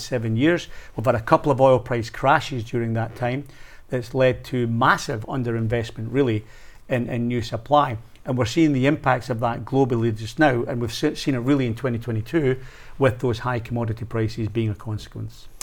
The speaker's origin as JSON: {"language": "English", "region": "Scotland", "country": "United Kingdom", "said": "as a Scotsman"}